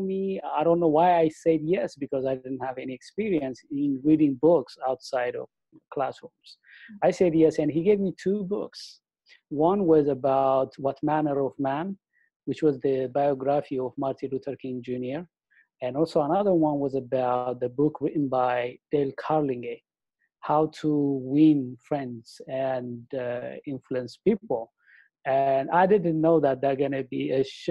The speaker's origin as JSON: {"language": "English", "country": "Ethiopia", "also_born_or_lived": "Africa", "moved": "as an adult", "said": "I am originally from Ethiopia in the eastern part of Africa. I came here in 2005."}